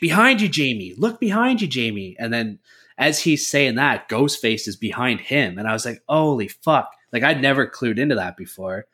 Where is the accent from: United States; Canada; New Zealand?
Canada; we're Canadian